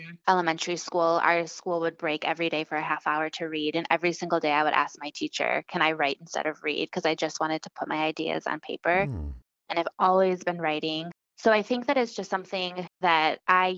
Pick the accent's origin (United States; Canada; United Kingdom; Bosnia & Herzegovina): United States; Milwaukee, Wisconsin; also born or lived in Santiago, Chile; I was born in Santiago, Chile, and I was raised in Milwaukee, Wisconsin